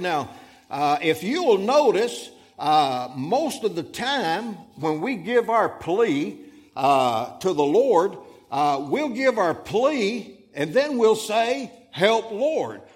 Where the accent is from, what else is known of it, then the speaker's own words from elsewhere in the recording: Florida, United States; moved away as an adult; also born or lived in Fort Pierce, Florida; now in Alabama, United States; we was born and raised in Florida